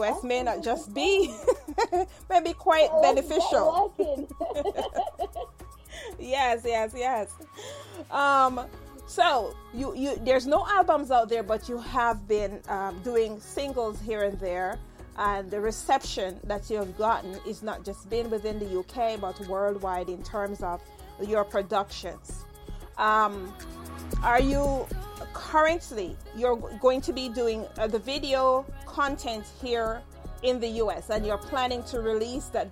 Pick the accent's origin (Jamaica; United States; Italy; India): Jamaica; Saint Mary; also born or lived in Spanish Town; I was born in St. Mary